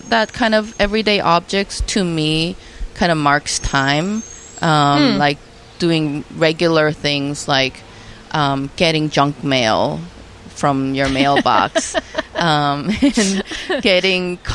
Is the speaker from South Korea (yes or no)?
yes; South Korea; moved away; I was born in Korea, but then when I go back to Korea, I again become a foreigner because I live